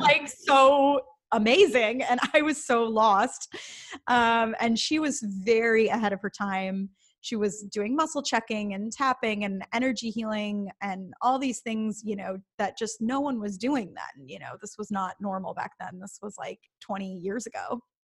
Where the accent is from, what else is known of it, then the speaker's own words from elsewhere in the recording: Midwest, United States; I grew up in the Midwest